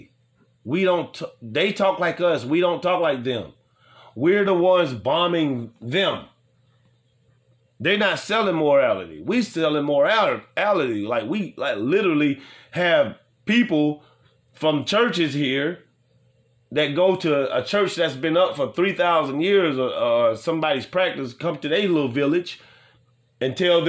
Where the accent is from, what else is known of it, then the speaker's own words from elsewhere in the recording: New Orleans, Louisiana, United States; also born or lived in Nashville; New Orleans, y'all know, y'all my hometown